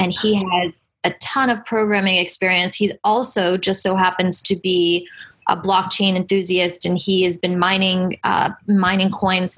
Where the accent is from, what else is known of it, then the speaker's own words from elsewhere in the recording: New York City, New York, United States; We're all from New York City